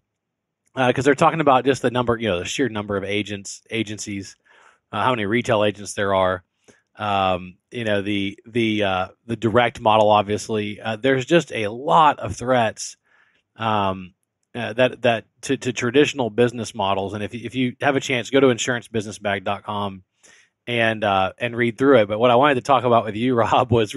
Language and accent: English; South Louisiana, United States; I'm from South Louisiana